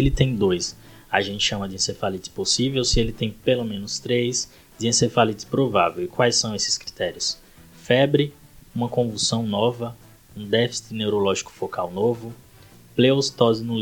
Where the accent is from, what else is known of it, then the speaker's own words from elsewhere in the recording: Itabaiana, Sergipe, Brazil; moved away as an adult; also born or lived in Aracaju; now in São Paulo, Brazil; sou lá de Itabaiana, Sergipe, formado pela Universidade de Tiradentes e Aracaju.